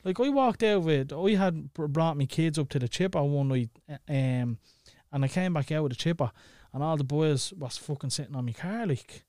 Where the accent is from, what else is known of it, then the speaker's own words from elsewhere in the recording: Dublin, Leinster, Ireland; growing up in Clondalkin